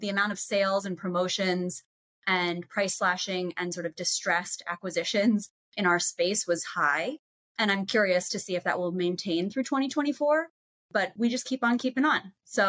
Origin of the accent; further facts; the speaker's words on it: Boulder, Colorado, United States; also born or lived in Southampton, United States; I'm from Boulder and Southampton.